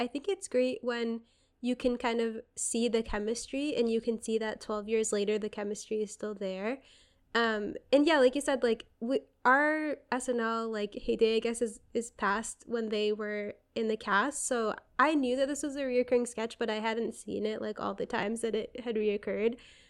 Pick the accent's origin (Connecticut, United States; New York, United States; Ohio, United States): Connecticut, United States; I'm from Connecticut, and I'm always, like, down talking Connecticut.